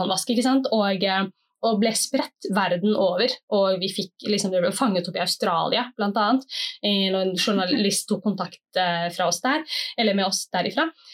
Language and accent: Norwegian; Oslo, Norway; bydelsoverlege i bydel Gamle Oslo, hvor jeg er fra. Jeg bor på Tøyen